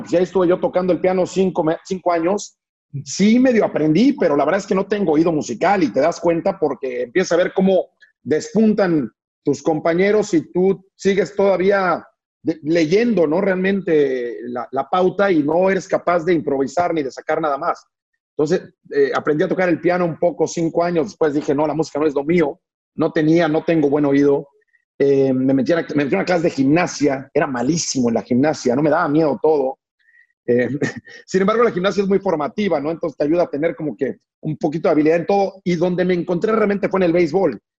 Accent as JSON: {"language": "Spanish", "region": "Mexico City", "country": "Mexico", "also_born_or_lived": "Liverpool, England", "said": "somos una familia de la Ciudad de México"}